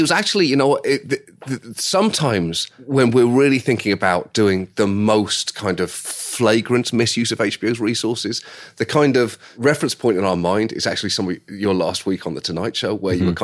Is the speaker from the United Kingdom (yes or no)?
yes; United Kingdom; as a British person